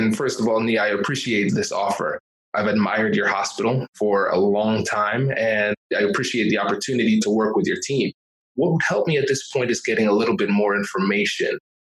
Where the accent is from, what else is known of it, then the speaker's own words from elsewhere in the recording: California, United States; I'm from California, so I would say hella student loan debt.